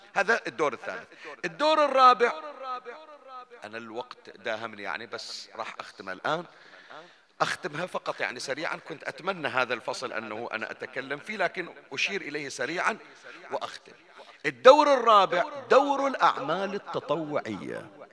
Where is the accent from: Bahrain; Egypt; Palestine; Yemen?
Bahrain; Bani Jamra, Northern Governorate; عندنا احنا في بني جمرة